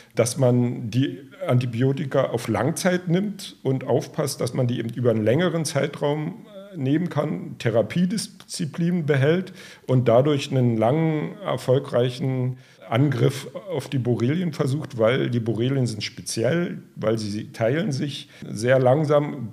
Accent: Strausberg, Brandenburg, Germany; selber komme ich aus Strausberg

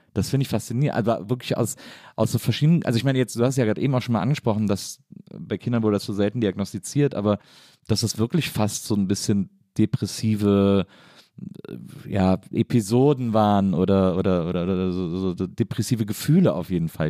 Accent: near Cologne, North Rhine-Westphalia, Germany; ich komme aus der Nähe von Köln

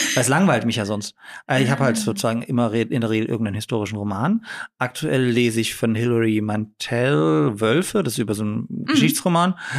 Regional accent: Dresden, Saxony, Germany; ich bin in Dresden geboren

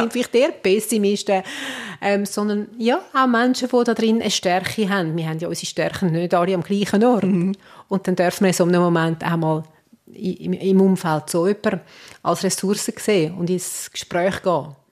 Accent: Switzerland; da sind wir Schweizer

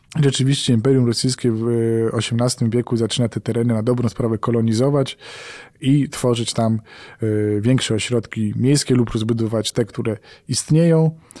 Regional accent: Poland; jestem dziennikarzem z Polski

